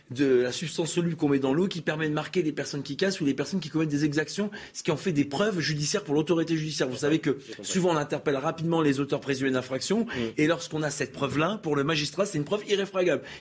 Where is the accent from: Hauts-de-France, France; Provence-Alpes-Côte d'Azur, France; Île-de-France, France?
Hauts-de-France, France; trop jeune, moi. Mais je suis du Nord, j'ai aussi